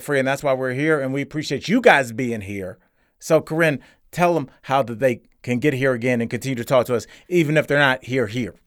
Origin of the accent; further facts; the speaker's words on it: Cleveland, Ohio, United States; I'm from Cleveland. I saw black folks, white folks, and Puerto Ricans